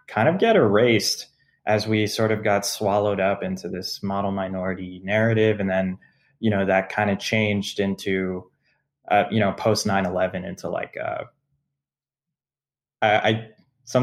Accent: United States; being American and having parents come from these parts of the world

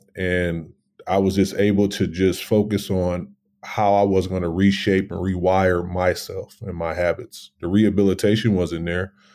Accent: Racine, Wisconsin, United States; I'm born and raised in Racine, Wisconsin

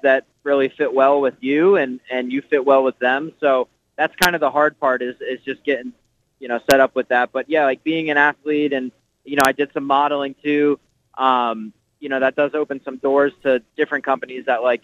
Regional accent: Nazareth, Pennsylvania, United States; I grew up in Nazareth, Pennsylvania

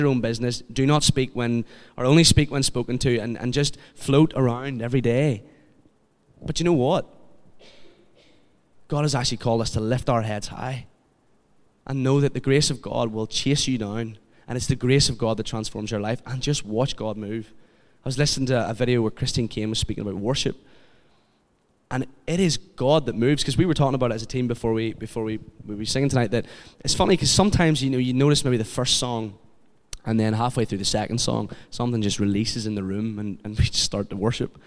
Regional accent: Kilkeel, Northern Ireland, United Kingdom; I'm from Kilkeel

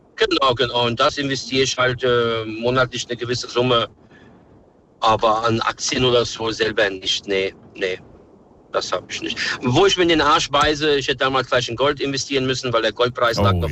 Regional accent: Serbia; now in Germany; ich komme aus Serbien

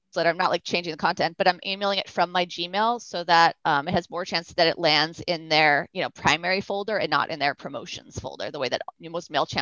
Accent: Newton, Massachusetts, United States; also born or lived in Brazil; I grew up in Boston

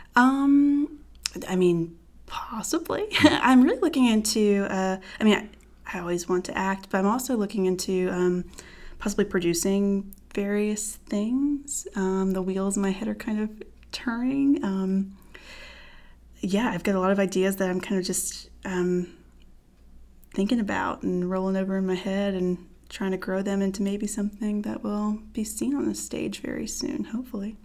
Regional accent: Fayetteville, North Carolina, United States; I'm originally from Fayetteville, North Carolina, military town, but not a military kid. Um, grew up there

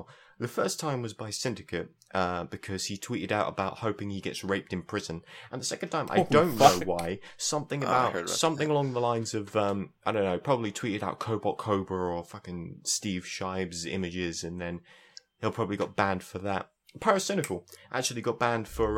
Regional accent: South East England, United Kingdom; I come from the southeast. So that's why my accent is actually bearable

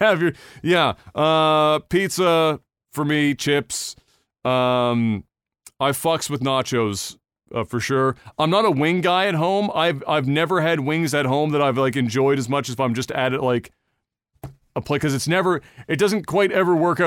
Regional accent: Canada

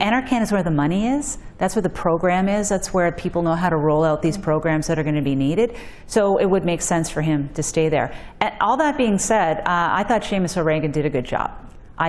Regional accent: Cape Breton, Nova Scotia, Canada; now in Ontario, Canada; I'm a woman, I'm a lawyer, from Cape Breton, in Ontario.

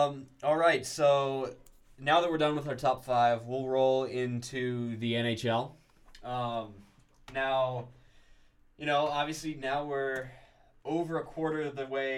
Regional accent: Vancouver, British Columbia, Canada; moved away as an adult; now in United States; It was in my hometown.

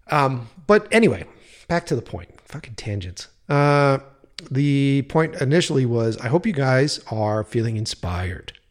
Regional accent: East Coast, United States; now in California, United States; when I was moving out from the East Coast as a grizzled fucking East Coaster

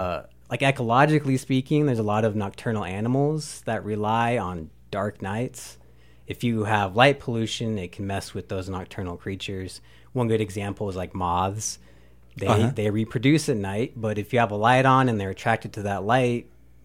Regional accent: Phoenix, Arizona, United States; moved away; I'm from Phoenix

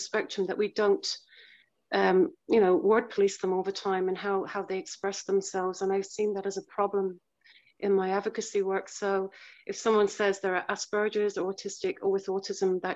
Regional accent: Cork, Munster, Ireland; I'm from Ireland, from Cork, Ireland

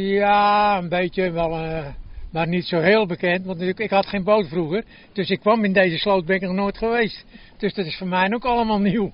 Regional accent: Netherlands; ik ben natuurlijk geboren in de Hanepoel

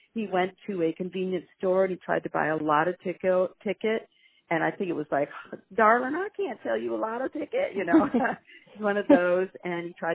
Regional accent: Virginia, United States; now in New York, United States; this is my home state of Virginia

